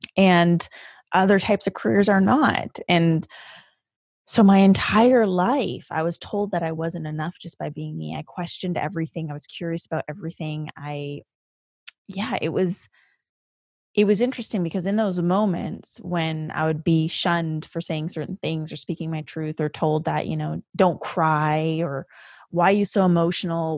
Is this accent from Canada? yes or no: yes; Canada; the first generation of your family to be living in a different country, and that country for us was Canada